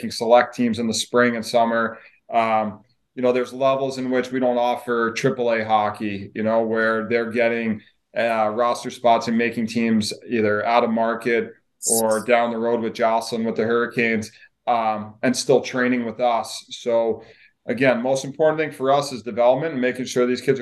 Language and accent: English; Long Island, New York, United States; I grew up in Long Island and grew up in New York and played youth hockey and got to play my junior hockey at home.